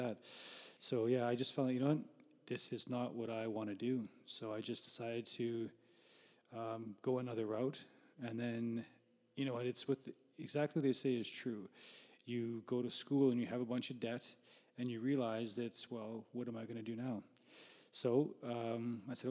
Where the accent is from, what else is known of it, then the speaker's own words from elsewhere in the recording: Winnipeg, Manitoba, Canada; born and raised in Winnipeg and lived here for, I've always been here, but I've lived in different places too.